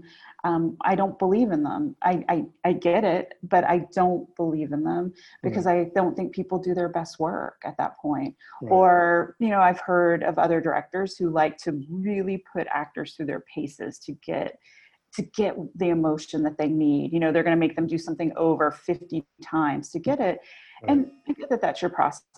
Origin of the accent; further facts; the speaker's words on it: Memphis, Tennessee, United States; also born or lived in North Carolina; now in New York, United States; I grew up in Memphis.